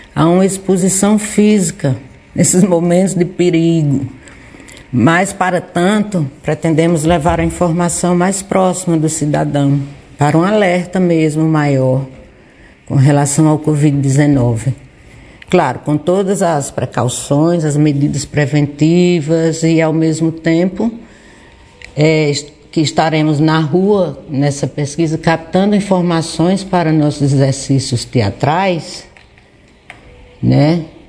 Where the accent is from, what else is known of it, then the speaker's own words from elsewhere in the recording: Barbalha, Ceará, Brazil; Nascida e criada aqui em Barbalha